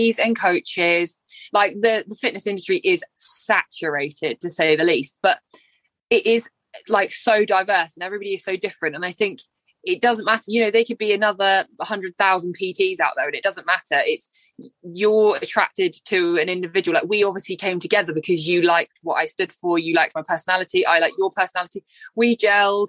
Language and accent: English; Cornwall, South West England, United Kingdom; from Cornwall